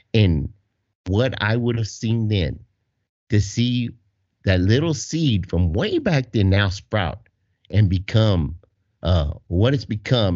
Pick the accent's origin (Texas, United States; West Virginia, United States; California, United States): Texas, United States; I'm from Texas